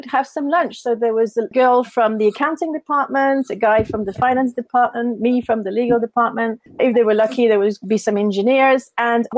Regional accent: Paris, Île-de-France, France; moved away as an adult; I'm French. I'm from Paris

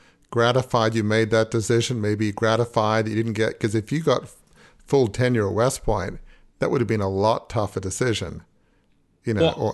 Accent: Australia; now in Annapolis, United States; I've never been in the military and I'm from Australia, but I live in Annapolis

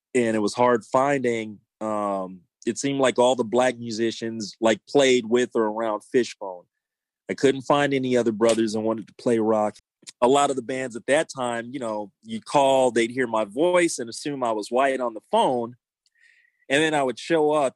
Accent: Los Angeles, California, United States; I grew up in South Central LA and I saw a lot growing up there

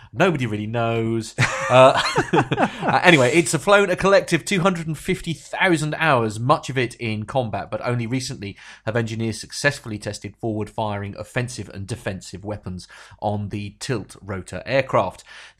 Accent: England, United Kingdom; that's the joys of being English.

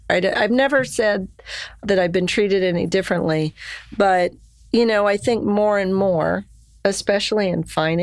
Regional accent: Lima, Ohio, United States; people that I grew up with in Lima

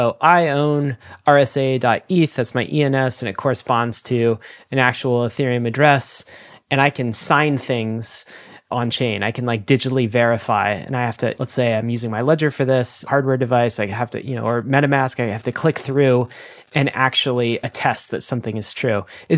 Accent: Canada; And I'm also a Canadian citizen. So the government of Canada will like attest that I'm Canadian.

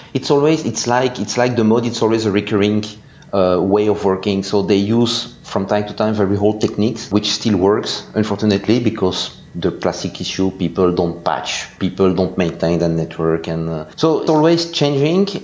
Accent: Belgium; English is a second language; I'm from Belgium, so you can hear this with my very nice English accent

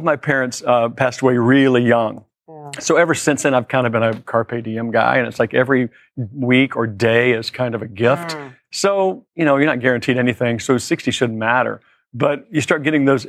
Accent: Nashville, Tennessee, United States; Growing up in Nashville

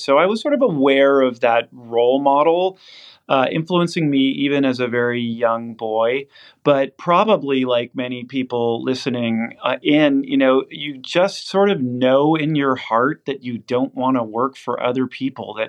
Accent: the Bay Area, California, United States; moved away as an adult; also born or lived in Princeton / Oxford / New York; I grew up in the Bay Area

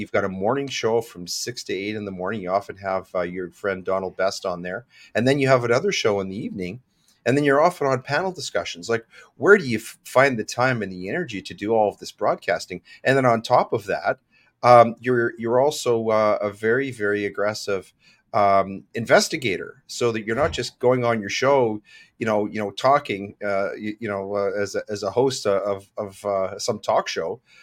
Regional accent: Regina, Saskatchewan, Canada; I was born in Regina

